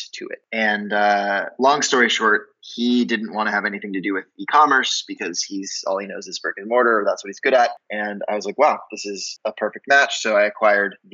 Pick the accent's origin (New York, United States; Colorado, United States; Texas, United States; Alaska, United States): Colorado, United States; Durango; I'm originally from Durango, Colorado, a small little mountain town in southwestern corner of the state.